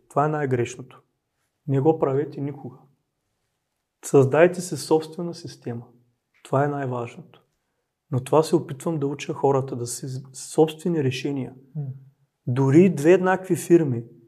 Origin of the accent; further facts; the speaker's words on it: Dobruja, Bulgaria; Аз съм от Добруджа